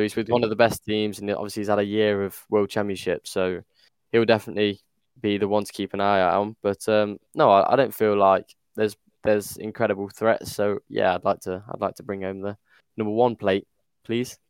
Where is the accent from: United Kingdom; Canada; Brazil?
United Kingdom; as a Brit